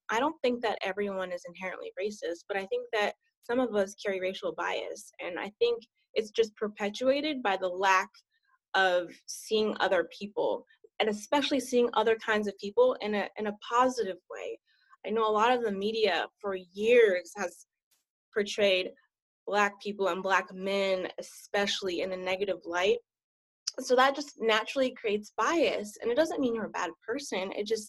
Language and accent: English; Maryland, United States; Well, I didn't grow up here. I'm actually an Army brat. Most of my childhood, I grew up in Maryland